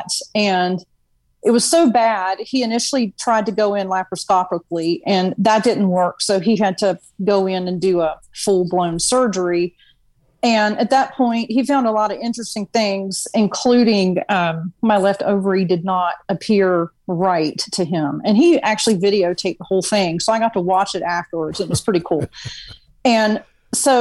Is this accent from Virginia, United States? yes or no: yes; Virginia, United States; also born or lived in New Orleans; now in Houston, United States; I'm actually from Virginia. Born and raised there, and just made my way to Houston because of oil